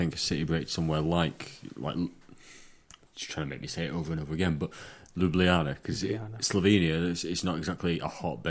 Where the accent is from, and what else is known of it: England, United Kingdom